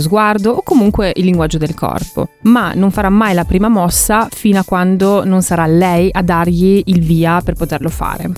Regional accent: Russia; also born or lived in Italy; now in Germany; sono russa

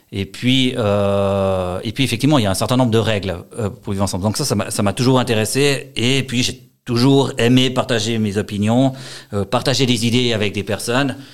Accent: Valais, Switzerland

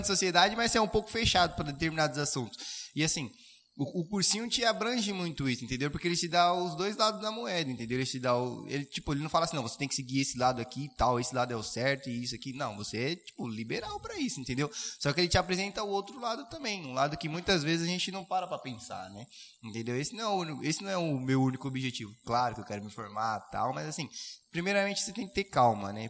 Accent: Suzano, São Paulo, Brazil; eu sou de Suzano e trabalho em Caeiras

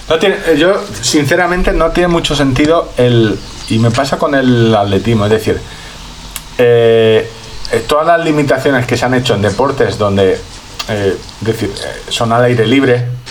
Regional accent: Orihuela, Valencian Community, Spain; soy de Orihuela

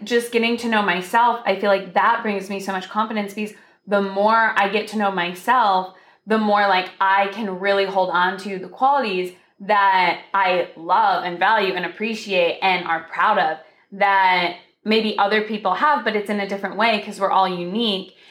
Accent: Michigan, United States; moved away as an adult; now in California, United States; we're both from Michigan

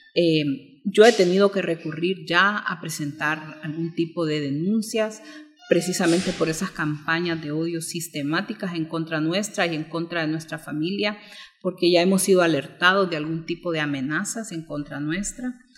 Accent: Honduras; como hondureños

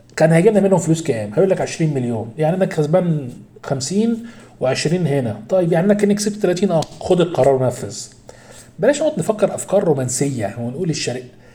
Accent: Egypt; إحنا كمصريين

